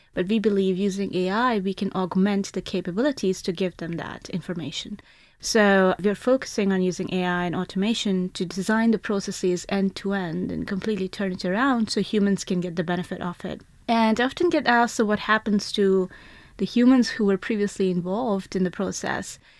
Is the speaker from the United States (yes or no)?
no; India; I grew up in India, and the school I went to had eighty students to one teacher